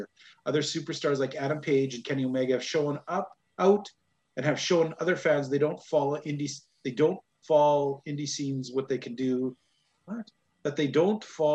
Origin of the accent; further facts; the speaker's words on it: Canada; Being good Canadian boys